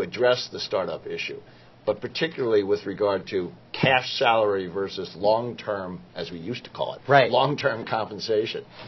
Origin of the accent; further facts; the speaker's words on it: New York, United States; I am from New York